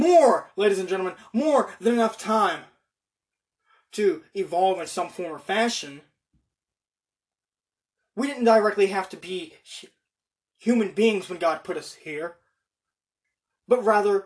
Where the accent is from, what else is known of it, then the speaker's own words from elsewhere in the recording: United States; just as American as I am